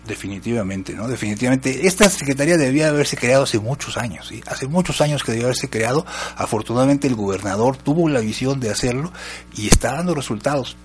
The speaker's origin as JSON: {"language": "Spanish", "region": "Jalisco", "country": "Mexico", "said": "somos jaliscienses"}